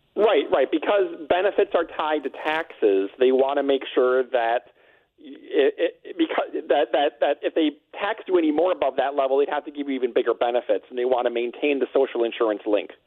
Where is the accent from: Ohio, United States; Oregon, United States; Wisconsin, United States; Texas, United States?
Wisconsin, United States; I'm from Wisconsin